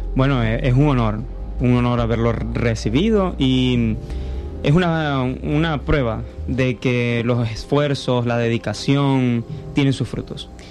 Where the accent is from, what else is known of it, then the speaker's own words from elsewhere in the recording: Cabimas, Zulia, Venezuela; yo originalmente soy de Cabimas